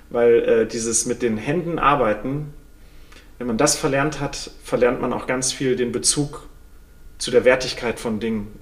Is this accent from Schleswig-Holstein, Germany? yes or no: no; Sauerland, North Rhine-Westphalia, Germany; moved away; ich komme aus dem Sauerland vom Bauernhof